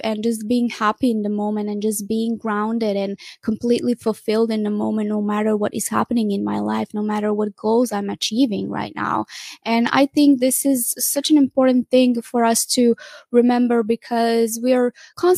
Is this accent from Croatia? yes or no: yes; Croatia; moved away; I went in my home country in Croatia